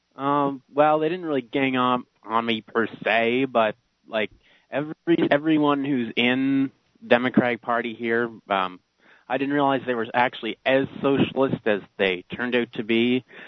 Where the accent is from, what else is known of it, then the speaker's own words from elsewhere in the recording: Prince Edward Island, Canada; I'm from Prince Edward Island